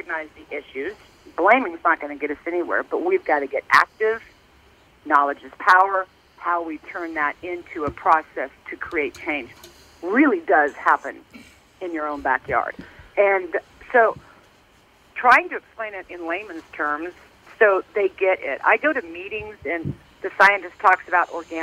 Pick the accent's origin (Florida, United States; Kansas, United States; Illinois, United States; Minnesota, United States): Kansas, United States; Lawrence; I'm just born and raised in Lawrence, Kansas